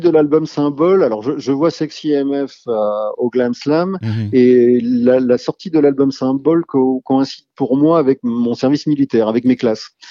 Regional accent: Rennes, Brittany, France; je suis originaire de Rennes. Rennes, dans les années 80-90, c'est plutôt une scène rock

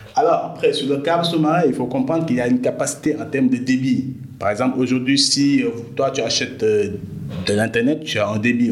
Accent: Dakar, Senegal; je suis né à Dakar, j'ai grandi à Dakar comme tout, euh, tout jeune sénégalais

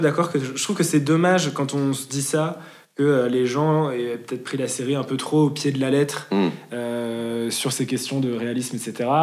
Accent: Lyon, Auvergne-Rhône-Alpes, France; now in Paris, France; Je viens de Lyon

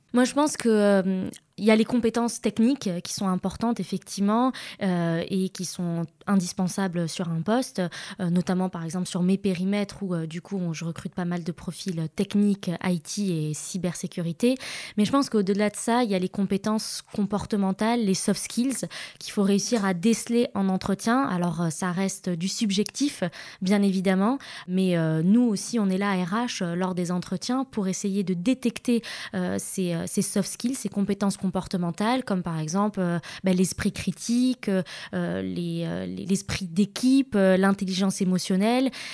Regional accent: Casablanca, Casablanca-Settat, Morocco; moved away as an adult; now in France; j'ai grandi euh, à Casablanca et, euh, j'ai vécu à peu près 18 ans ici. Et puis ensuite, bah, je suis partie en France faire mes études et puis travailler.

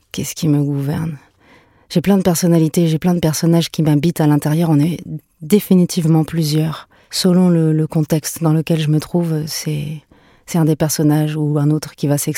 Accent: Paris, Île-de-France, France; born there; also born or lived in Venezuela; Moi, je suis née à Paris, mais j'avais à peine quelques mois quand on est parti au Venezuela. Et euh, j'ai fait mes premiers pas là-bas. On est rentré en France et on est reparti au Venezuela et rentré, reparti.

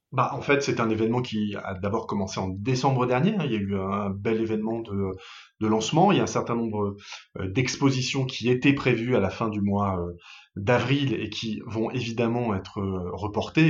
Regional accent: Paris, Île-de-France, France; moved away as an adult; now in Lille, France; je suis pas un Lillois, je suis parisien d'origine

